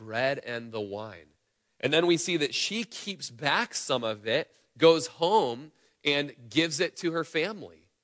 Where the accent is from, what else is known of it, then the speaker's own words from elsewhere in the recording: Klamath Falls, Oregon, United States; we grew up in Klamath Falls together. We were in nursery together in church growing up.